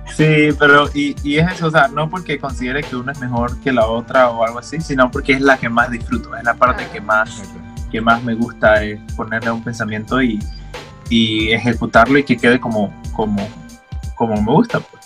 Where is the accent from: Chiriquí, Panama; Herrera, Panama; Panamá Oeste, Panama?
Panamá Oeste, Panama; yo me crié en Panamá Oeste todo el tiempo